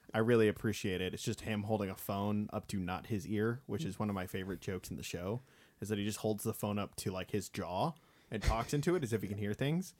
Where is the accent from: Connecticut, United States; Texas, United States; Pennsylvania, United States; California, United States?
California, United States; Bakersfield; my hometown of Bakersfield